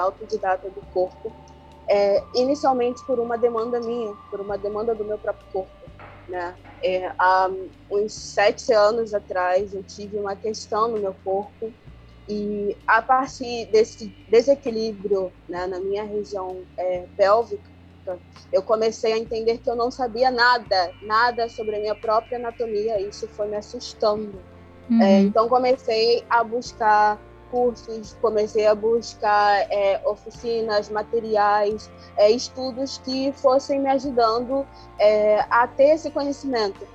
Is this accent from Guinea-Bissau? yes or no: no; Angola; now in Brazil; Eu sou angolana, eu tô em diáspora, que é fora do continente, já fazem 21 anos